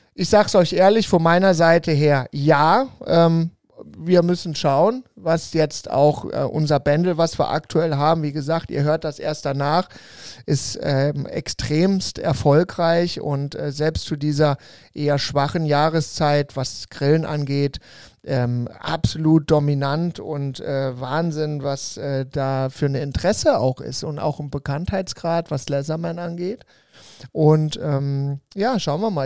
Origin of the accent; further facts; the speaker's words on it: Mainz category, Rhineland-Palatinate, Germany; now in Cologne, Germany; wo ich herkomme, feiert man ja Fasching und das ist auch sehr feuchtfröhlich. Ich bin ja eher so die Mainzer-Kategorie ähm, äh, vom Bundesland her